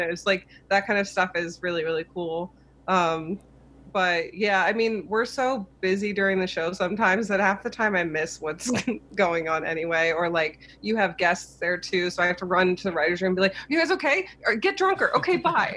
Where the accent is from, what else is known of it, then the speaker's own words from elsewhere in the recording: Cincinnati, Ohio, United States; moved away as an adult; also born or lived in New York; I grew up in Cincinnati